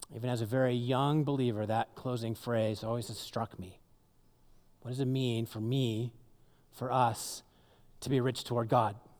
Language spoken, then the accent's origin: English; Seattle, Washington, United States; moved away; I grew up in the Seattle area